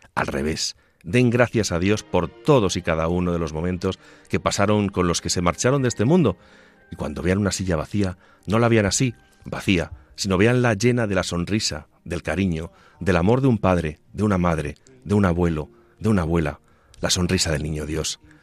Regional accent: Castilla-La Mancha, Spain; mi tierra manchega

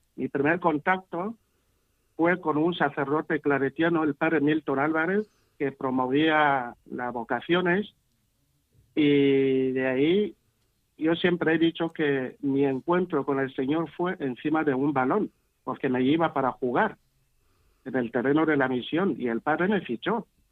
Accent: Litoral, Equatorial Guinea; moved away as an adult; now in Murcia, Spain; Yo nací en un pequeño pueblo, lo que se llama aquí aldea, de Guinea, que se llama Bishovinam, en, la parte continental del país, en el litoral.

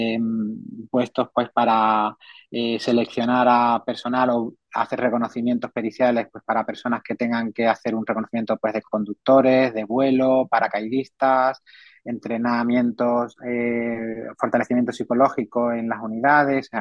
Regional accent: San Fernando, Andalusia, Spain; also born or lived in Seville; yo soy un, sevillano de nacimiento, pero criado en, San Fernando y toda mi familia procede de San Fernando, en Cádiz.

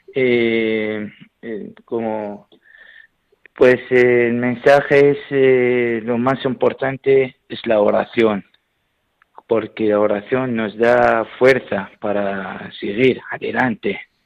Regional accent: Iraq; Spanish is a second language; now in Albacete, Spain; soy sacerdote de Irak, donde estoy trabajando en eh, España

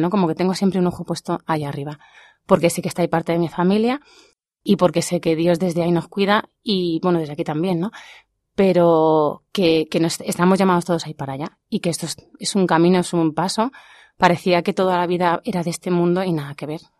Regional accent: Fuenlabrada, Community of Madrid, Spain; now in Pinto, Spain; mi familia es cristiana de siempre y pues yo he ido a misa desde que era bien chiquitita y recuerdo, fue en Fuenlabrada

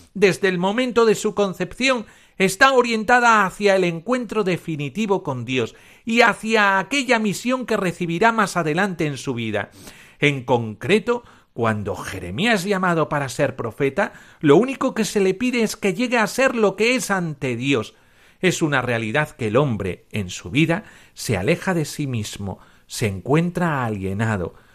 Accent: Cáceres, Extremadura, Spain; Yo como soy extremeño y de Cáceres

